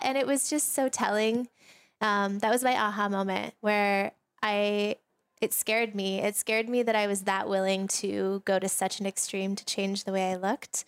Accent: Sedona, Arizona, United States; We've known each other since we were kids, um, and we grew up together in Sedona, Arizona.

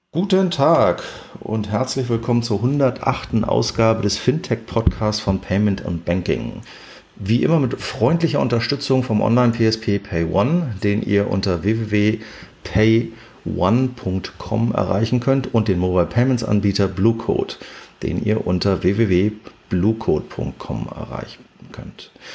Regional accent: Hamburg, Germany; Jetzt kenne ich die Warburg als Hamburger natürlich ähm, relativ lange

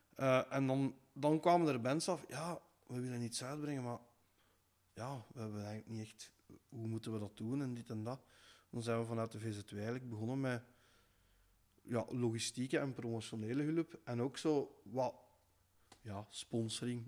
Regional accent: Kortrijk-Dutsel, Flanders, Belgium; er waren allemaal bands van bij ons in het dorp, vanuit Kortrijk Doetsel

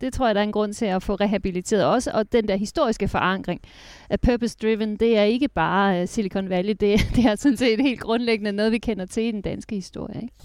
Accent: Jutland, Denmark; moved away; Jylland, hvor jeg kommer fra

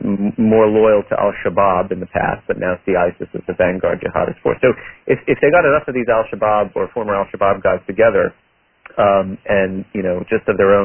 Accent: New York, United States; I'm from New York. I lived under his mayoralty.

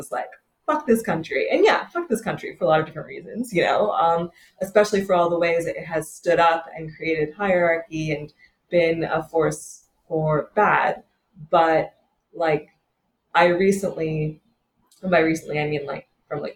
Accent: Atlanta, Georgia, United States; I grew up in Atlanta, Georgia

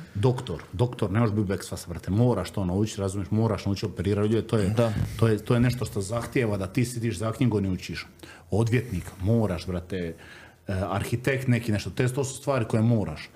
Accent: Solin, Split-Dalmatia County, Croatia; odrastanje u Splitu i Solinu, šta ja znam, ono, uvijek su gledali nas ko seljake, ko evo, on iz Kaštela i ono, mi iz Solina smo gledali na Kaštela ko selo

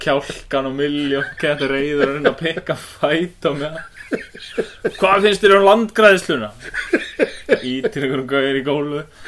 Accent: Akureyri, Northeastern Region, Iceland; ég er frá Akureyri

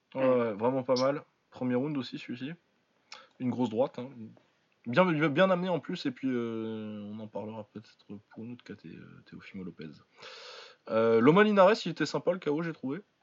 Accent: France; on est français

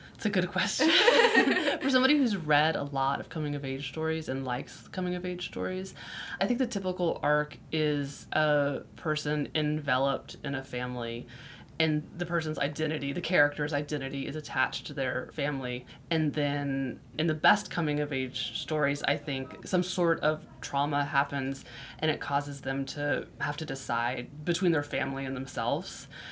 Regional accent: Florida, United States; I grew up in Florida, which is very flat

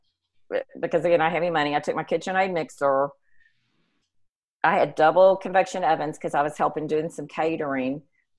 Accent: McKinney, Texas, United States; I was raised in McKinney, and so I had moved back.

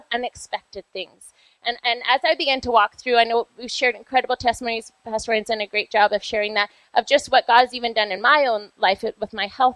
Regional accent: Vancouver, British Columbia, Canada; now in Calgary, Canada; I grew up in Vancouver

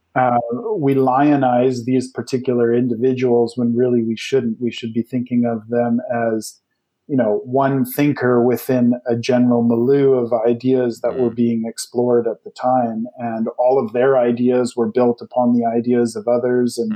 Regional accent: Canada; growing up in Canada

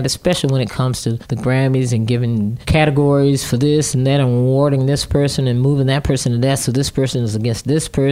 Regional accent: Virginia, United States; Growing up in Virginia, we have a saying, you either work for the government or you work for the government.

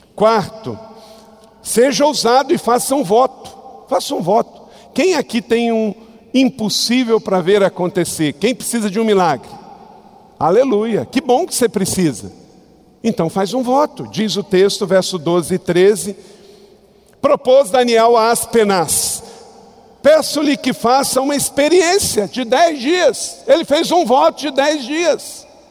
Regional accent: Brazil; somos morenos, somos mestiços, somos brasileiros

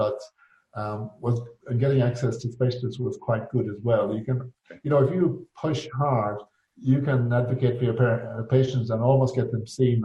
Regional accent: County Mayo, Connacht, Ireland; moved away as an adult; also born or lived in Galway; now in Western Australia, Australia; I'm originally from County Mayo

